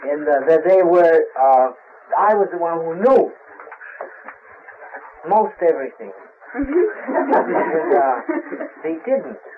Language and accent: English; Brazil; moved away; I'm from Brazil. I was born in Brazil.